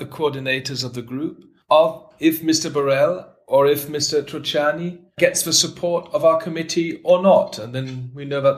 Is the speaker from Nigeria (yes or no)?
no; Germany; In my home country, Germany